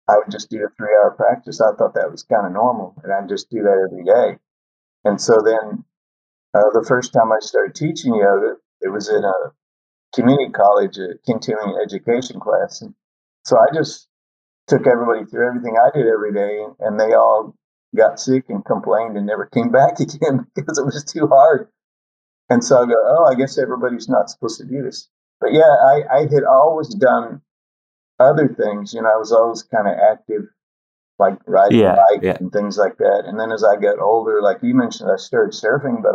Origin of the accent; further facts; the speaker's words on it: Texas, United States; moved away; also born or lived in California; I was raised in Texas